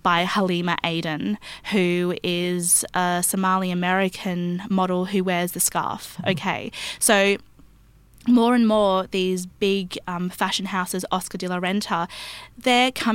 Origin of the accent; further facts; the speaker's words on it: Australia; I grew up in Australia